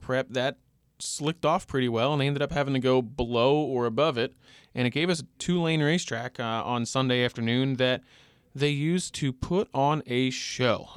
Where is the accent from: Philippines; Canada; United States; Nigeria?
United States; Long Island, New York; I grew up on Long Island, New York